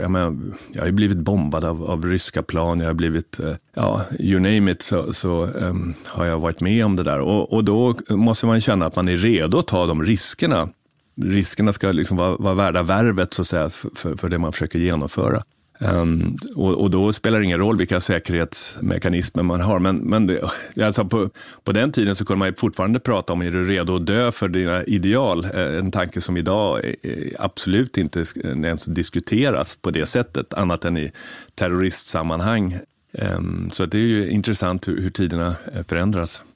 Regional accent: Sweden; som svensk man

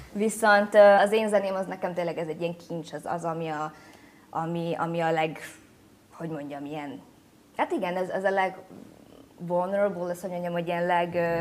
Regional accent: Budapest, Hungary; first language Hungarian; moved away as an adult; also born or lived in Brooklyn, United States / Vietnam; Budapest az nyilván egy sokkal ilyen különlegesebb hely, mert itt születtem.

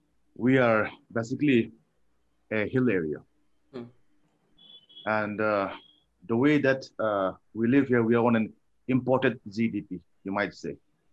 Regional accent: Manipur, India; I am from Manipur.

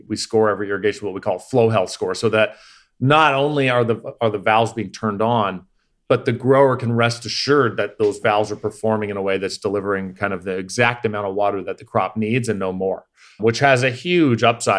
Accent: Canada; Yeah, no, yeah, I'm not. I'm from the Commonwealth. I'm from Canada.

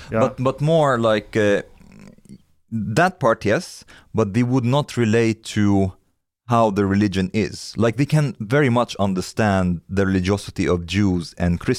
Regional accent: India; born or raised there; moved away

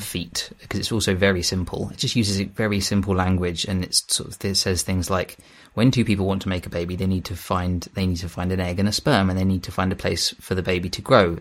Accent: Kent coast, South East England, United Kingdom; moved away as an adult; also born or lived in London; I had moved back to my hometown on the Kent coast from London

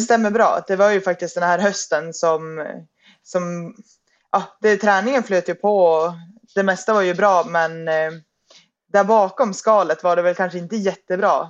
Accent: Piteå, Norrbotten County, Sweden; moved away; jag är ehm, ursprungligen från Piteå

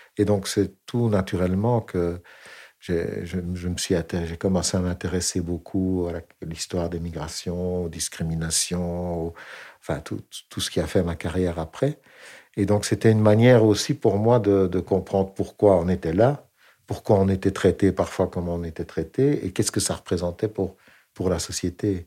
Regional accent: Flémalle, Wallonia, Belgium; je suis né en Belgique

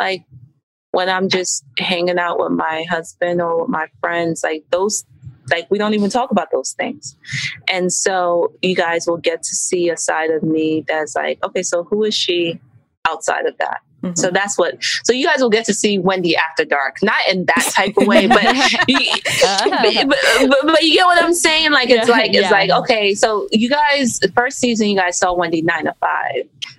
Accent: Nigeria; yes, I'm Nigerian, but it's my Nigerian culture and heritage that has pushed me to do all of these things simultaneously.

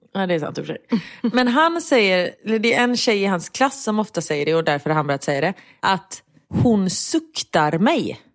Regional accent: Gothenburg, Västra Götaland, Sweden; Jag är göteborgare

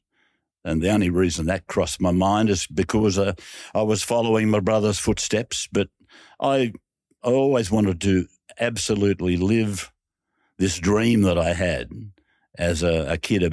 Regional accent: Junee, New South Wales, Australia; let me tell you about the home that I was raised in Junee. It was a humble little weatherboard cottage.

